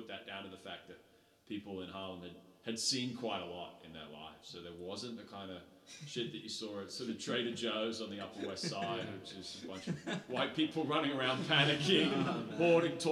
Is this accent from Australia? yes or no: yes; Sydney, New South Wales, Australia; also born or lived in New Zealand; I grew up in Sydney